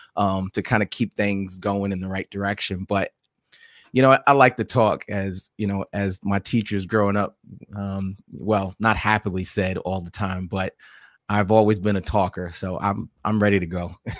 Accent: New York City, New York, United States; I was born and raised in New York City

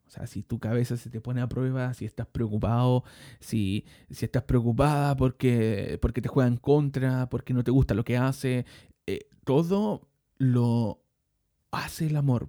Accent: Chile; also born or lived in Maipú, Santiago; soy chileno, vivo en este momento en Maipú, en la comuna de Maipú, en la ciudad de Santiago

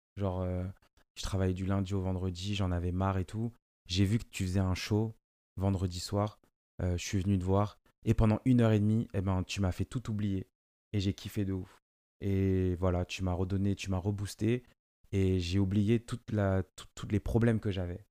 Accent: France; first language Lingala; j'ai grandi ici, c'est ma France, et je suis français

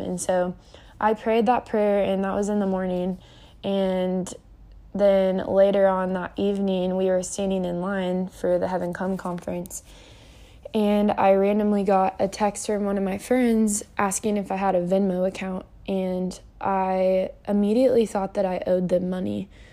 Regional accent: Kansas City, Missouri, United States; also born or lived in Springfield, Missouri; I grew up in Kansas City, Missouri for nineteen years

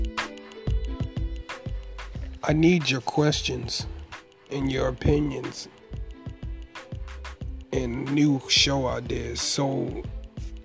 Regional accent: Baltimore, Maryland, United States; now in North Carolina, United States; I'm from Baltimore, Maryland, but I reside in North Carolina

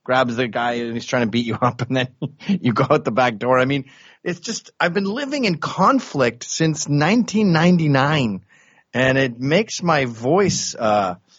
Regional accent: Canada; moved away as an adult; also born or lived in England; now in New York City, United States; I was born in England. I grew up in Canada, moved to America when I was 29.

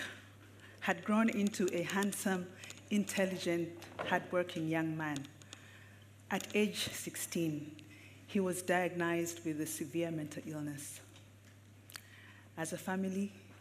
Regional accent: Uganda; I am a psychiatrist born and raised in Uganda.

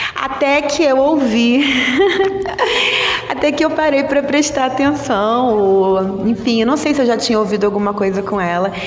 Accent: Rio de Janeiro, Brazil; Sou aqui do Rio de Janeiro

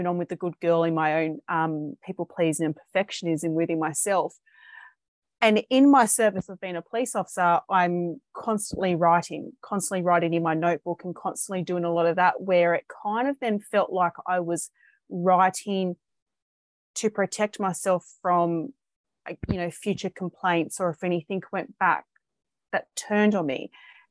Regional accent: Sydney, New South Wales, Australia; I am from Sydney, Australia

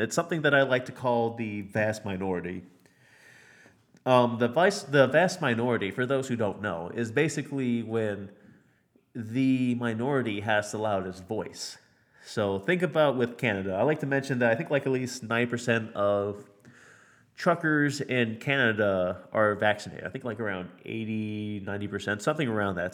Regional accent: United States; I'm American

